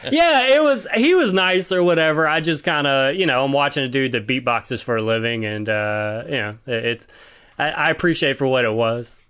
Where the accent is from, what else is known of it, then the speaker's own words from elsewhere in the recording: Baton Rouge, Louisiana, United States; now in Seattle, United States; I'm from Baton Rouge, Louisiana